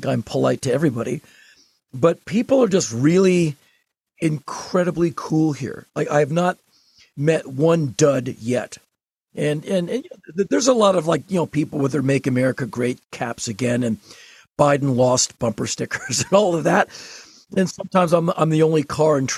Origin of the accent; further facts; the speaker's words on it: Washington, District of Columbia, United States; moved away as an adult; also born or lived in California; now in Nashville, United States; having been born and raised in Washington, D.C.